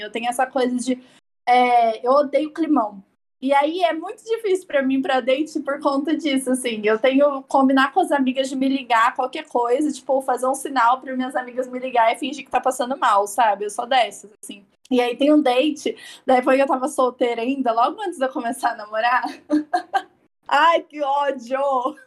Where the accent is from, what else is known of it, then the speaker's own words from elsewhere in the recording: São Paulo, Brazil; eu sou paulista